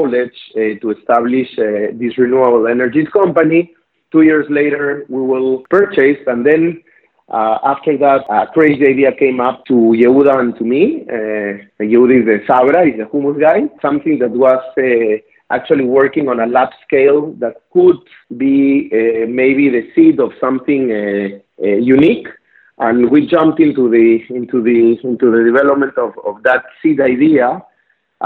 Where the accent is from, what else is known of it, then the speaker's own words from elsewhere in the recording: Lima, Peru; accent: South American; English is a second language; moved away as an adult; now in Israel; I was born and raised in Lima, Peru.